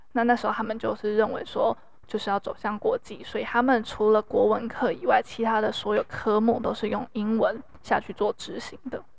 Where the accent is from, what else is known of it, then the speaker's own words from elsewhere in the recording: Taiwan; 那我的国家呢？有时候我在反观台湾